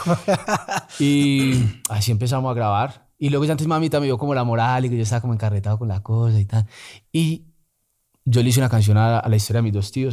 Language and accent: Spanish; Bogotá, Colombia; also born or lived in Medellín; Me crié como por la 80 en el Garcés Navas, eh, por Lunir, luego por con Subsidio.